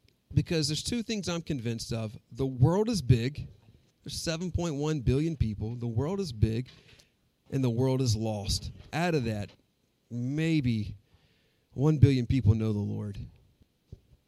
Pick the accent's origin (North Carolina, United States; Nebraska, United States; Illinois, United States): North Carolina, United States; Wilson; also born or lived in Brazil / Dallas; I grew up in Wilson.